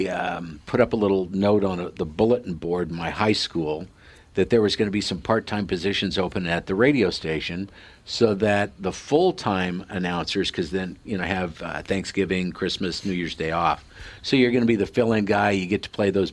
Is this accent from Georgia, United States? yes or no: no; Sidney, Nebraska, United States; born or raised there; moved away